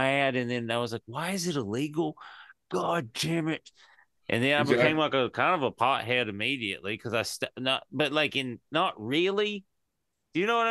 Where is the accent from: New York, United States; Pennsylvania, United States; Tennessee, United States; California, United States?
Tennessee, United States; East; moved away; I'm from East Tennessee, and I was taught